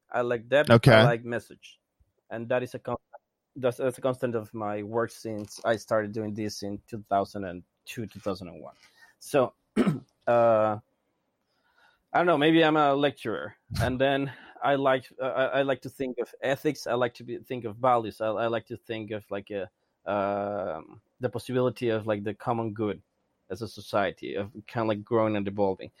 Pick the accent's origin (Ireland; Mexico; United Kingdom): Mexico; I'm from Mexico